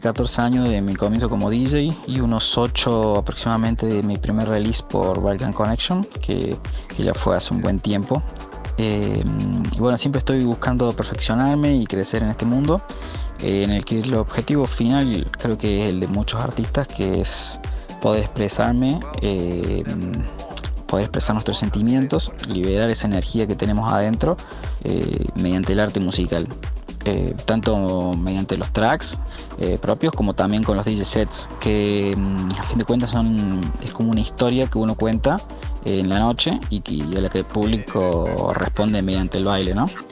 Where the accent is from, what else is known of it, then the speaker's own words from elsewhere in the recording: Córdoba, Argentina; moved away as an adult; also born or lived in Canada; soy canadiense, pero soy mucho más argentino, eh, se podría decir, de la provincia de Córdoba para ser más exactos